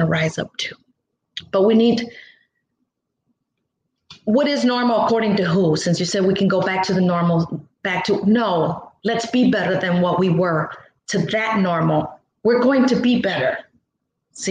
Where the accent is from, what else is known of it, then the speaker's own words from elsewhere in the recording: Gary, Indiana, United States; also born or lived in Mexico; I was raised in Gary